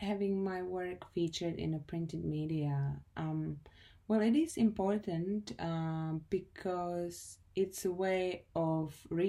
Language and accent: English; Czechia; moved away as an adult; now in Australia; I'm from the Czech Republic, but I have been living in Australia for the past 6 years and I'm a photographer.